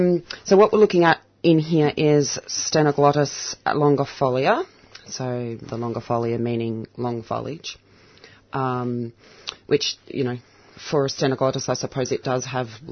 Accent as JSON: {"language": "English", "country": "South Africa", "said": "basically being South African, it does really well in our climate, even up in the cold hills."}